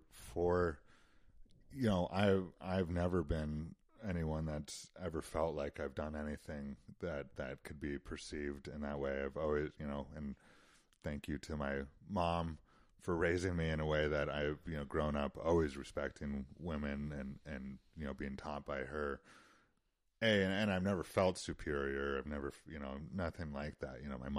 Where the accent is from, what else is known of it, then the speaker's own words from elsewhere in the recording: Utah, United States; Sure, and you know, of course, I grew up doing all that stuff, and you know, my parents themselves were big outdoors people, and so that certainly is something that I grew up with.